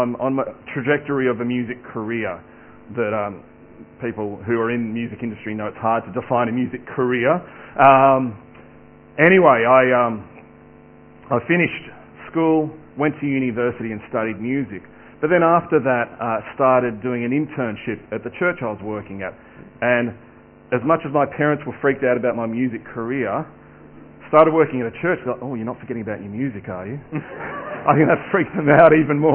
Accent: Sydney, New South Wales, Australia; also born or lived in Adelaide; Moved to Sydney, and I was raised in the Hills District out in the southwest, in the northwest.

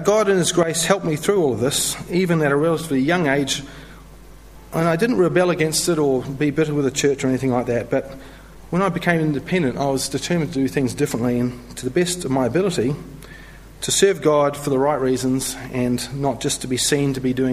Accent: New Zealand; moved away as an adult; also born or lived in London; now in Melbourne, Australia; I'm originally from New Zealand

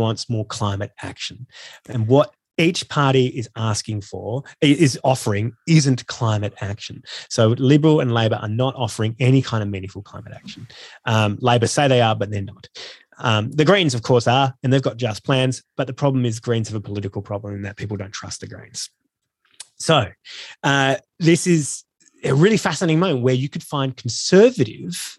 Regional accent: Australia; I am really ashamed about being Australian

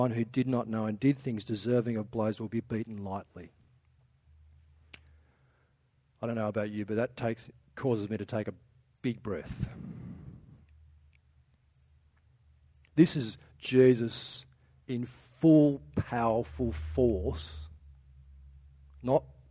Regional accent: Australia; one of our cultural things as Aussie

